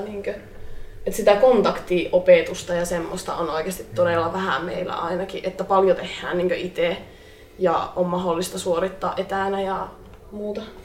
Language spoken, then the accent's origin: Finnish; Oulu, North Ostrobothnia, Finland; mä oon kotoisin täältä Oulusta